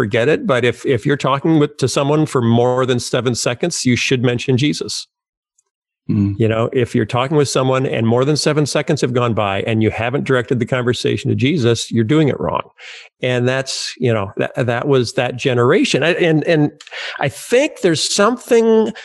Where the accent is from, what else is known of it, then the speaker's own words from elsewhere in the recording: Wheaton, Illinois, United States; also born or lived in Muscatine, Iowa / Chicago, Illinois; I grew up in Wheaton, Illinois, and after we left Muscatine, Iowa.